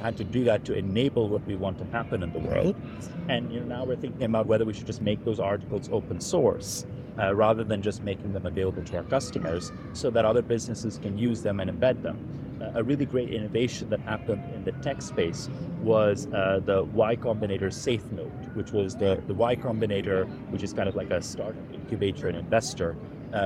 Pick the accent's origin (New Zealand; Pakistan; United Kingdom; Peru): Pakistan; when I was a kid growing up in Pakistan